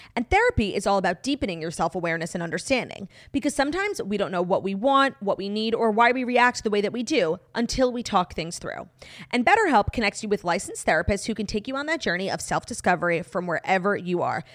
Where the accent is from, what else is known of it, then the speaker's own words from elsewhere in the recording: United States; born in the U S